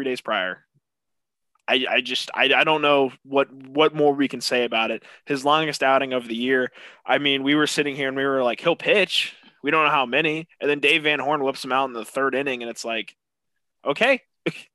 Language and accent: English; Nebraska, United States; we're from Nebraska